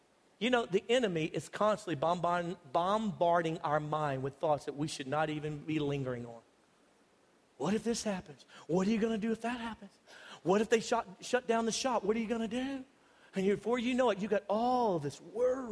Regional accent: United States; I'm typical American

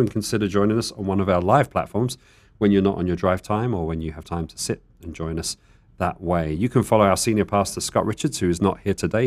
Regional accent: United Kingdom; now in Tucson, United States; I'm the British person

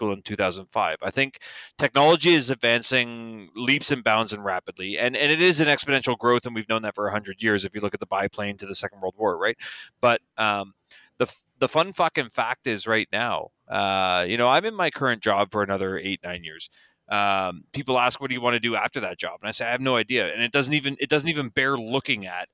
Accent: Toronto, Ontario, Canada; I grew up in Toronto

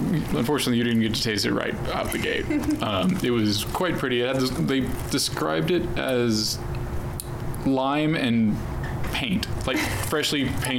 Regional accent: Austin, Texas, United States; I grew up in Austin

